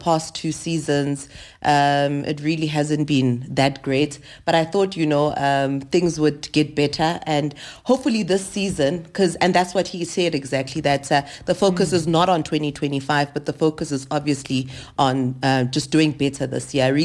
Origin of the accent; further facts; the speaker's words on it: South Africa; I'm just South African